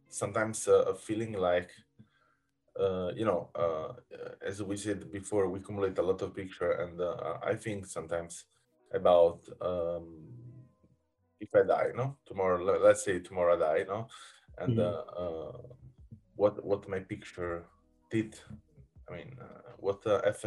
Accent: Naples, Campania, Italy; I come from Naples, from not a city center. Come a bit more from the village and where they produce the heroin.

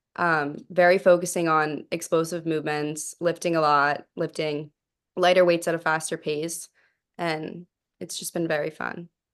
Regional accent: Pittsburgh, Pennsylvania, United States; moved away; I grew up in Pittsburgh

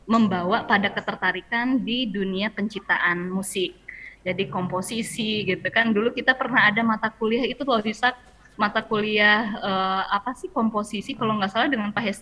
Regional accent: Jambi, Indonesia; sih dulu karena waktu kecil aku kelahiran Jambi di Jambi itu nenek pernah uh, beliin piano kecil

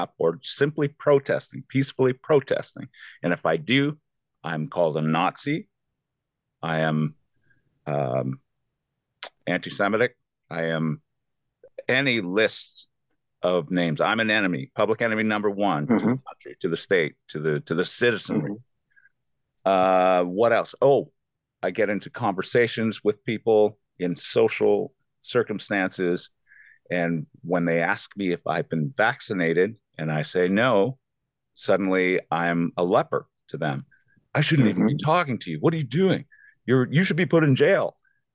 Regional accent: Canada; I'm from Canada.

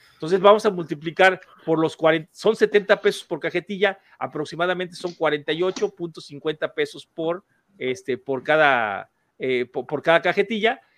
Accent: Mexico; en México, en mi país

